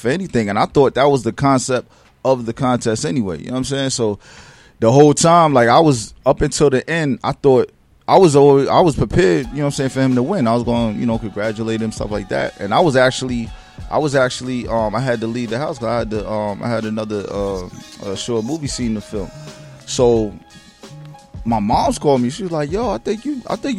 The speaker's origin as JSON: {"language": "English", "town": "Newburgh", "region": "New York", "country": "United States", "moved": "as an adult", "lives_now": "Tampa, United States", "said": "I'm from Newburgh, New York"}